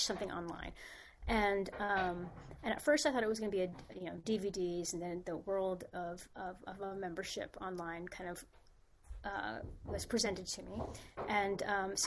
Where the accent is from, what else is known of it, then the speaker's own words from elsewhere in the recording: San Francisco, California, United States; moved away as an adult; also born or lived in Spain; now in Los Angeles, United States; I was born and raised in San Francisco, and that's where I started.